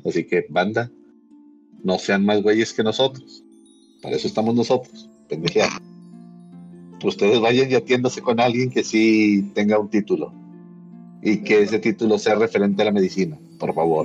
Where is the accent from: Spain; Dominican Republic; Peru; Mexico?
Mexico; somos mexicanos